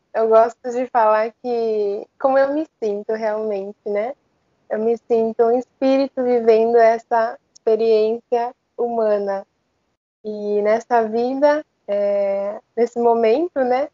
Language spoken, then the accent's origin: Portuguese; Japan; moved away; also born or lived in Australia; o japonês, né, que eu cresci no Japão